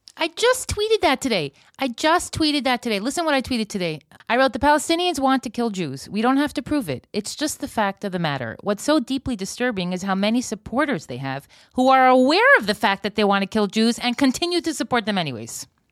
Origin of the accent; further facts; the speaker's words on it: United States; moved away; I'm half an American. I was born there